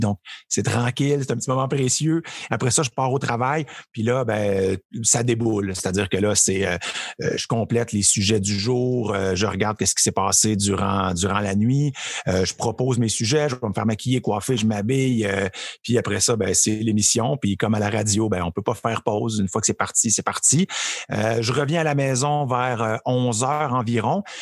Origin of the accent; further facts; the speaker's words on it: Trois-Rivières, Quebec, Canada; moved away as an adult; also born or lived in Montreal; je viens de Trois-Rivières